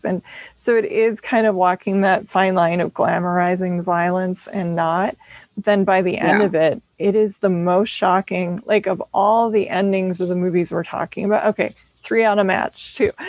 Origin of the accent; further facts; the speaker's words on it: Minneapolis, Minnesota, United States; also born or lived in St. Paul; growing up in Minneapolis and St. Paul